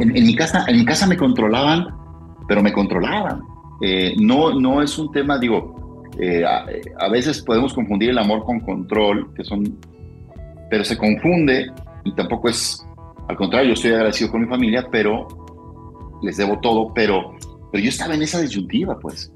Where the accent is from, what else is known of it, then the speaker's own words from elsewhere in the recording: Guadalajara, Jalisco, Mexico; yo amo mi ciudad, yo aquí nací, yo soy tapatío